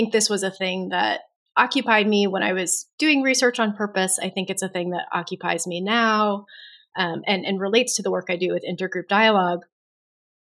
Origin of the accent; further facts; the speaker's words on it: United States; my experience as a woman, as an American, as a straight person